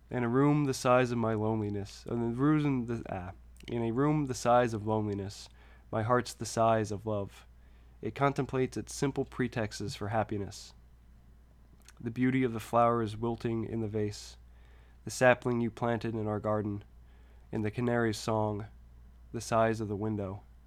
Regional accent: near Baton Rouge, Louisiana, United States; close to my hometown

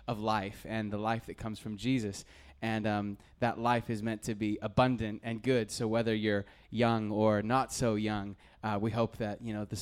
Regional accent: North Idaho, United States; moved away; I grew up in North Idaho

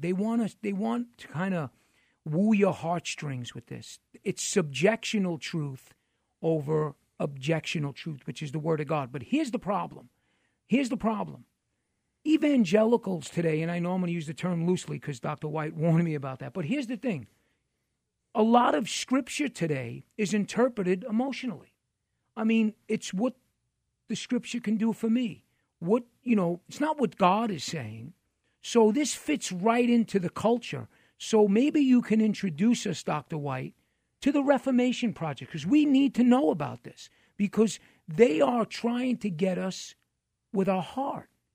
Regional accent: New York City, New York, United States; I'm from New York City

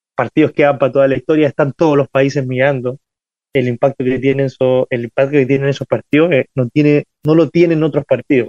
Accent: Ovalle, Coquimbo, Chile; yo nací en, en Ovalle, es una, una, ciudad mediana de Chile

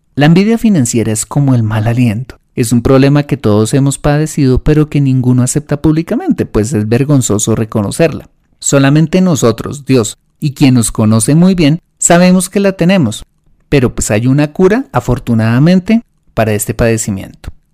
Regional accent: Colombia; en mi país, en Colombia

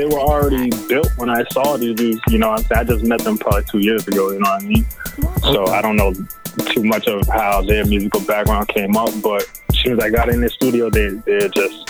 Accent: Brockton, Massachusetts, United States; I grew up in Brockton. I went to West Virginia High. I went to Brockton High School, too, as well. Very big school in Brockton High School. Over 2,000 kids. Went to Bristol Community College as well

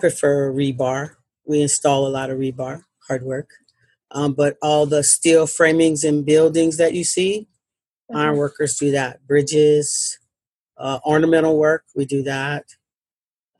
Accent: New Orleans, Louisiana, United States; moved away as an adult; also born or lived in Seattle, Washington; now in Tri-Cities, Washington, United States; I'm born and raised in New Orleans, Louisiana

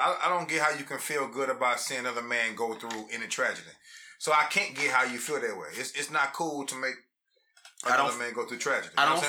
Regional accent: Louisiana, United States; now in Houston, United States; I'm from Louisiana.

